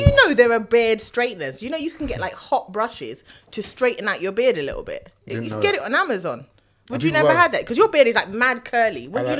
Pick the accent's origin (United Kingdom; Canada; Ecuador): United Kingdom; England; I'm English.